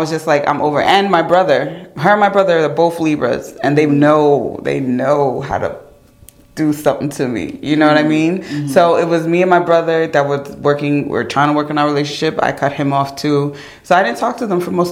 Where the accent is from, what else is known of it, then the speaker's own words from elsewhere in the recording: New York, United States; my family's from Ghana. But I was born here in New York.